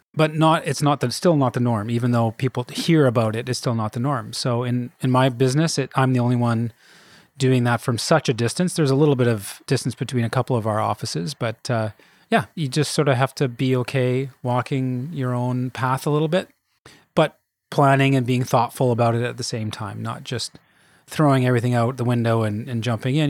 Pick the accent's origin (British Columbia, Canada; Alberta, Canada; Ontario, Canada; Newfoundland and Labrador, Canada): British Columbia, Canada; Kelowna; moved away as an adult; I'm from Kelowna originally. That's where I grew up.